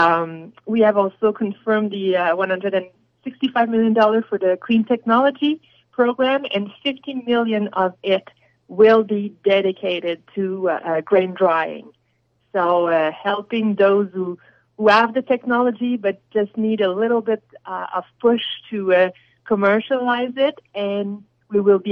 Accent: Quebec, Canada; I come from Quebec, and we're blessed in Quebec

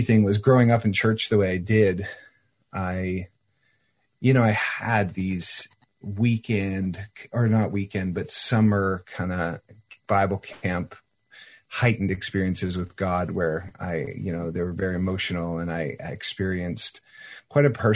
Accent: Wetaskiwin, Alberta, Canada; now in Los Angeles, United States; I was born in Alberta, in Wetaskiwin

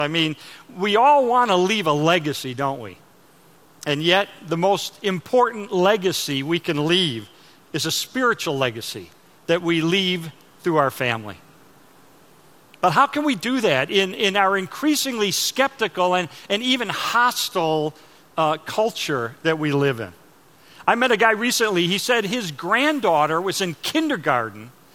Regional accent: Chicago, Illinois, United States; moved away as an adult; now in Texas, United States; I'm from Chicago

